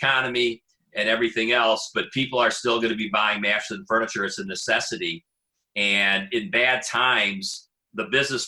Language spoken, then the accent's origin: English; Detroit, Michigan, United States; I'm from Detroit.